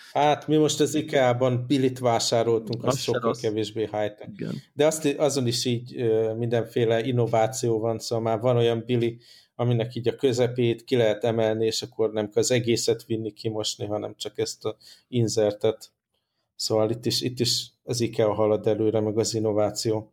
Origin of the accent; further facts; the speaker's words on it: Hungary; accent: strong Hungarian; az én erős magyar akcentusom